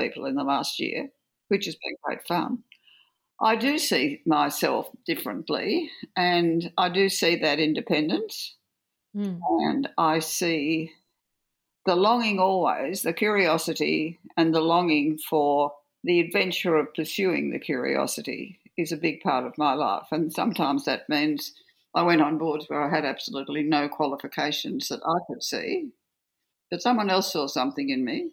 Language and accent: English; Orange, New South Wales, Australia; also born or lived in Forbes, New South Wales; I was born in Orange and had the first 7 years of my life, but by this time we were in Forbes